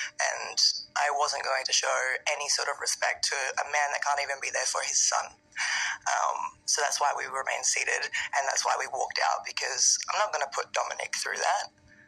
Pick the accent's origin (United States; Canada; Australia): Australia; Adelaide, South Australia; moved away; Growing up in Adelaide, South Australia, I always got told that my dream of coming to the WWE would probably not happen.